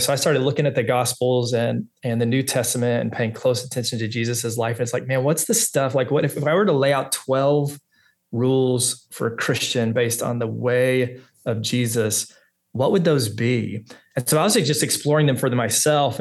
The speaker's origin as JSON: {"language": "English", "region": "Texas", "country": "United States", "also_born_or_lived": "Orange County, California", "moved": "yes", "lives_now": "Little Rock, United States", "said": "I'm from Texas"}